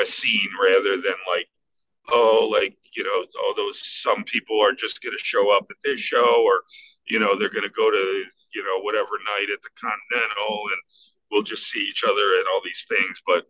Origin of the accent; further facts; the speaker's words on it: Buffalo, New York, United States; I grew up on the West Side and I was all over Elmwood